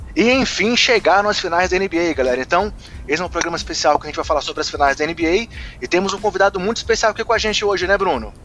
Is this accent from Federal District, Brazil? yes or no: yes; Brasília, Federal District, Brazil; eu, como morador de Brasília, não sei se todo mundo que ouve o podcast sabe que eu sou de Brasília